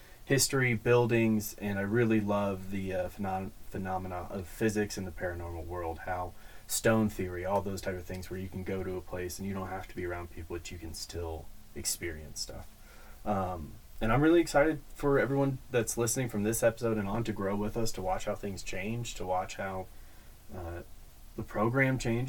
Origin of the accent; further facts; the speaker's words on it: East Coast, United States; I'm not from the Midwest. I'm from the East Coast.